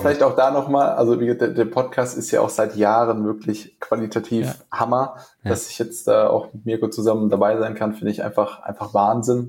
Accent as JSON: {"language": "German", "town": "Frankfurt", "region": "Hesse", "country": "Germany", "moved": "as an adult", "lives_now": "Essen, Germany", "said": "ich komme ursprünglich aus dem Raum Frankfurt, bin aus beruflichen Gründen hergezogen"}